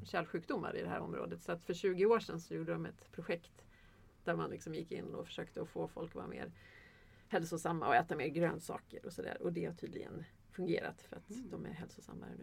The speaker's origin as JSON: {"language": "Swedish", "country": "Sweden", "said": "jag är svensk"}